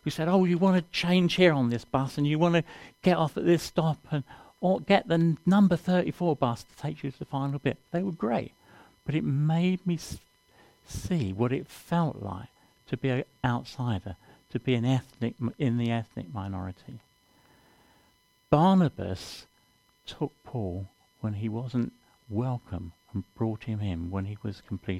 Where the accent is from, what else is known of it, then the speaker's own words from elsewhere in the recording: London, United Kingdom; moved away; I come from London originally